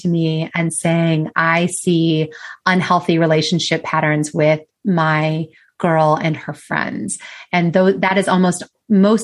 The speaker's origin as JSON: {"language": "English", "country": "United States", "said": "I am from the United States. I don't know if you can tell by my accent"}